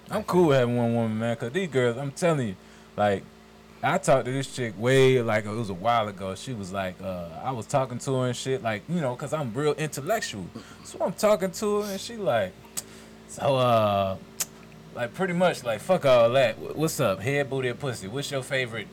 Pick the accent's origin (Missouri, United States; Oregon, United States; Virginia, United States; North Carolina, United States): Virginia, United States; Richmond; also born or lived in Decatur, Georgia; now in Stone Mountain, United States; I'm from Richmond, Virginia. I was born in Richmond, Virginia.